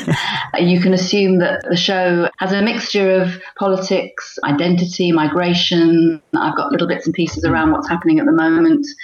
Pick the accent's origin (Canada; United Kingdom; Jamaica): United Kingdom; London; growing up in Northwest London